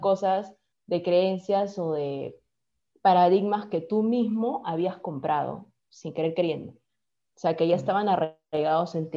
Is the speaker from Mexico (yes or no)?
no; Peru; tú ya siendo peruano